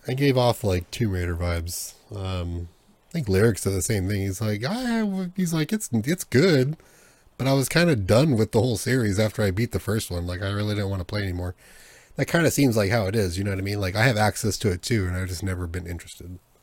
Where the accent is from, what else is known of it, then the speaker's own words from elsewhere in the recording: United States; I'm American